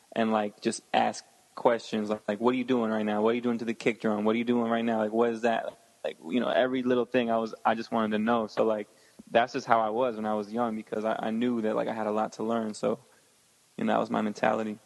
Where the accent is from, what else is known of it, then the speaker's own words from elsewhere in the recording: Connecticut and Westchester, United States; originally I'm from uh, Connecticut, and oh, I grew up in like Connecticut and Westchester, which is like outside of New York.